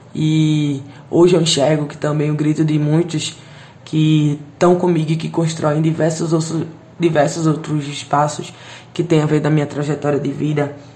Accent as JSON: {"language": "Portuguese", "town": "Recife", "region": "Pernambuco", "country": "Brazil", "tie": "born or raised there", "said": "Eu sou da favela do Totó, né? Cineasta periférica."}